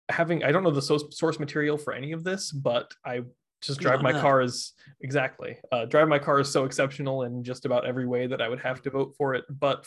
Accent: United States; I am American

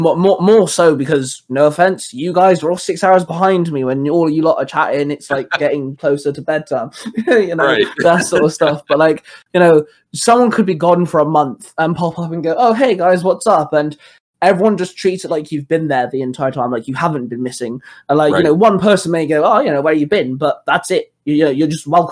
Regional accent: Plymouth, South West England, United Kingdom; moved away; I'm from Plymouth, which is in Devon

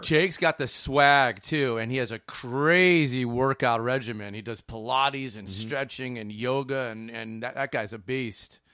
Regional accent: Chicago, Illinois, United States; I'm born and raised in Chicago.

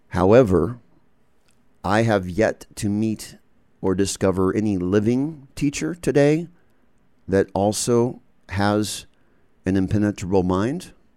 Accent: United States; also born or lived in England / Canada; I'm born and bred in the United States

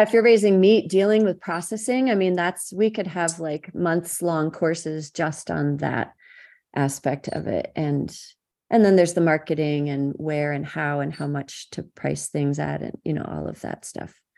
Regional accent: Madison County, New York, United States; I grew up in Madison County, New York, so I was surrounded by farms

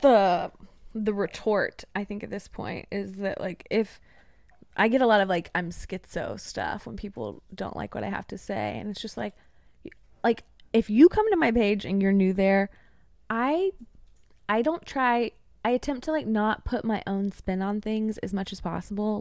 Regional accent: East Tennessee, United States; moved away as an adult; now in Nashville, United States; I currently live in Nashville, so that would be about three to four hours away from me, but I grew up in East Tennessee

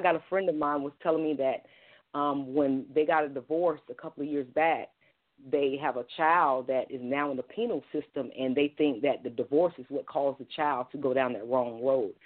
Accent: Columbus, Georgia, United States; my hometown of Columbus, Georgia

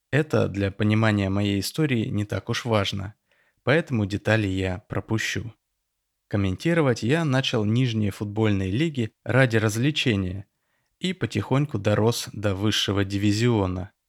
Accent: Tel Aviv, Tel Aviv District, Israel; Я родился и вырос в Тель-Авиве, в семье репатриантов из Советского Союза.

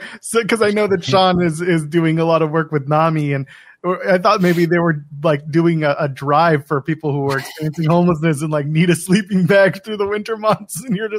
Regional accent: Canada

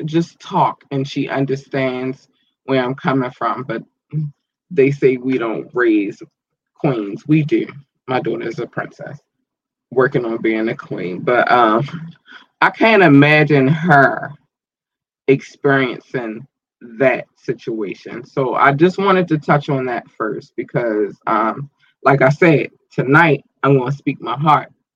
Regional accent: United States; I was born in America. I have not lived in any other country.

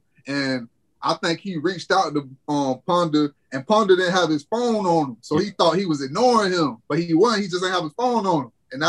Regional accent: Bartow, Florida, United States; I'm coming from Bartow. So when stuff like that go down, it's like, dang, man, I hope this game don't get ugly. We came back, but I'm used to Bartow.

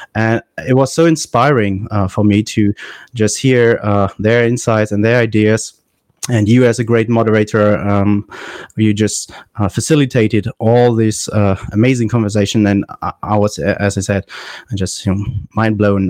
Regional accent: Germany; I'm from Germany

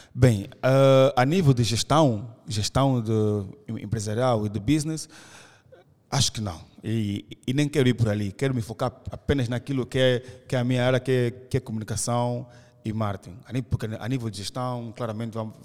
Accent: Angola; nós somos uh, ah, da Angola

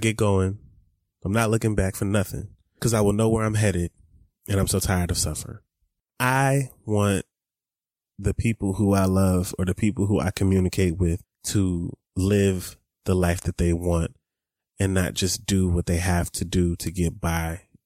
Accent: Atlanta, Georgia, United States; I grew up in Atlanta

